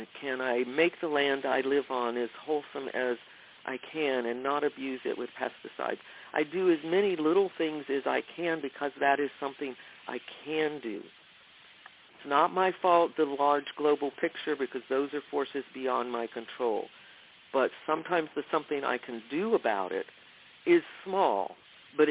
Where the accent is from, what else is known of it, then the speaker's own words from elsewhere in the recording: the South, United States; I grew up in the South